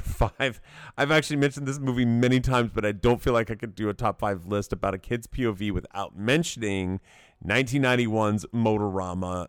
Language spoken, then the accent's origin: English; Knoxville, Tennessee, United States; I grew up in Knoxville